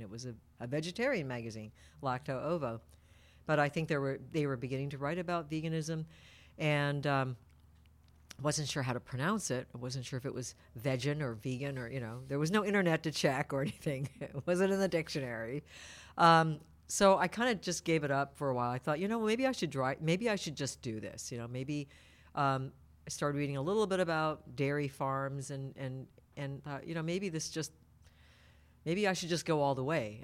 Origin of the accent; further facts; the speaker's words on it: Tokyo, Japan; now in Petaluma, United States; the ones that I grew up with in Tokyo were the white ones